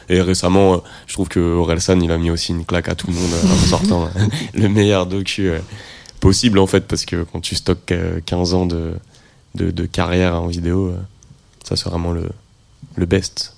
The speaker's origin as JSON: {"language": "French", "town": "Rennes", "region": "Brittany", "country": "France", "tie": "born or raised there", "said": "je suis de Rennes"}